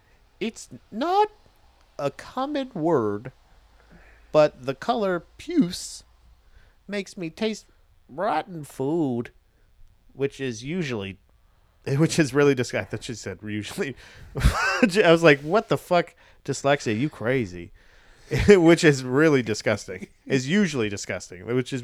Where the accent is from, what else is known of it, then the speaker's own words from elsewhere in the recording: Scotland, United Kingdom; I'm from Scotland, mate.